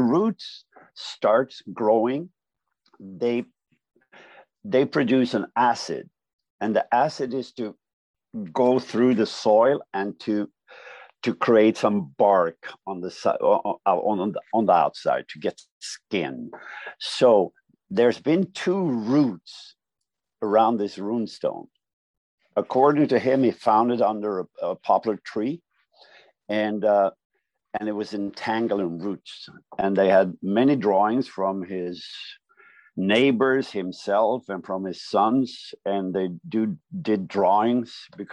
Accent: Sweden; we speak Swedish

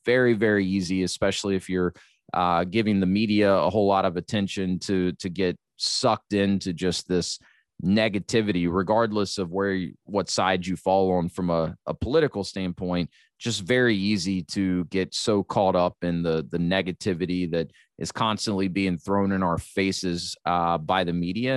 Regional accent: United States; being an American

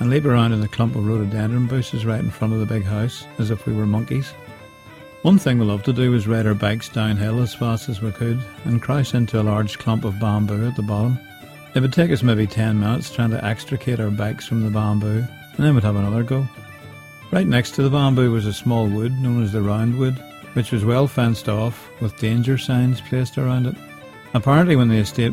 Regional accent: County Down, Northern Ireland, United Kingdom; where I grew up in the County Down countryside

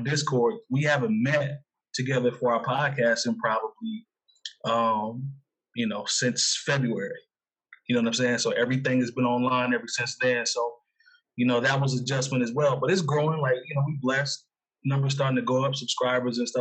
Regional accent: Midwest, United States; growing up in the Midwest

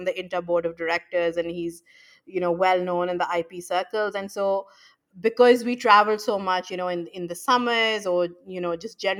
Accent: Pakistan; So, I was born and raised in Pakistan, like I said

